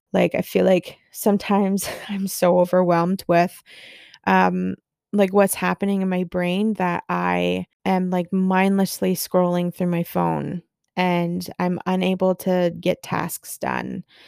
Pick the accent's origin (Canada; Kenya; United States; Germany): Canada; Barrie, Ontario; here in my hometown in Barrie